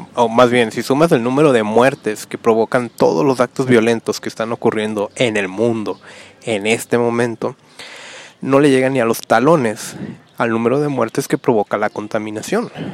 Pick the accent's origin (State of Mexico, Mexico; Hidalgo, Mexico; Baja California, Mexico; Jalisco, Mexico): Baja California, Mexico; Tijuana; yo que vengo de Tijuana, que se habla que es una ciudad muy, violenta